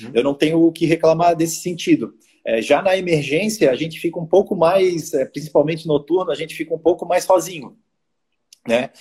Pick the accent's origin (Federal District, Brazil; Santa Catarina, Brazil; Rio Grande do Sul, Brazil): Santa Catarina, Brazil; Florianópolis; eu quero morar em Florianópolis e eu sou de Florianópolis